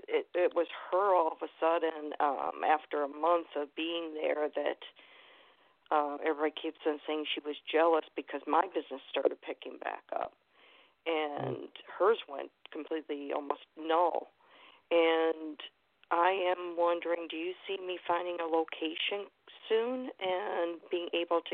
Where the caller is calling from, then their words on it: Manatee County, Florida, United States; I am calling from Manatee County.